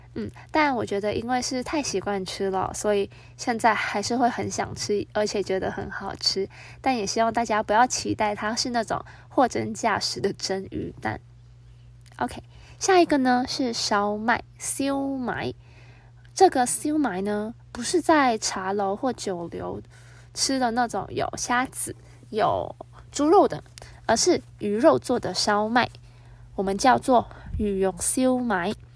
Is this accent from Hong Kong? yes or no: yes; Hong Kong; now in Taiwan; 我自己觉得是作为香港人可以接受的味道。